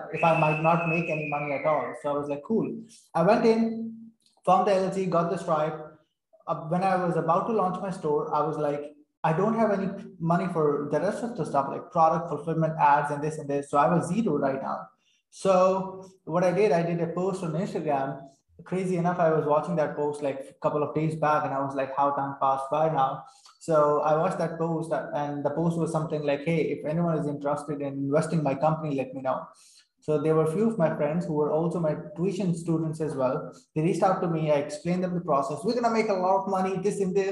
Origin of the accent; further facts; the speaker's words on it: Saudi Arabia; English is a second language; I'm born and raised in Saudi Arabia. I spent my whole life over there